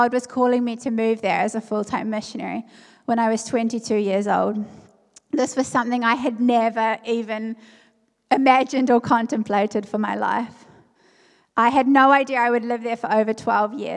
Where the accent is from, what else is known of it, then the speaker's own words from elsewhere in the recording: New Zealand; moved away as an adult; also born or lived in South Africa; I'm from New Zealand, so I left my home and everything I knew and went overseas